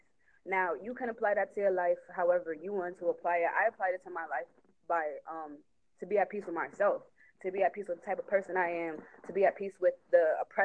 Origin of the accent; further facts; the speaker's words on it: New York, United States; I'm from New York